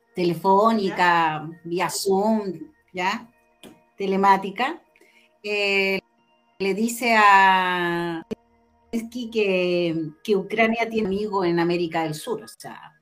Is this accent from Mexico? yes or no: no; Chile; como chilenos